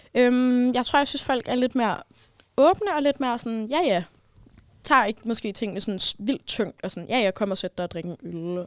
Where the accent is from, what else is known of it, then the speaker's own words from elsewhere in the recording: Copenhagen, Capital Region of Denmark, Denmark; jeg er københavner.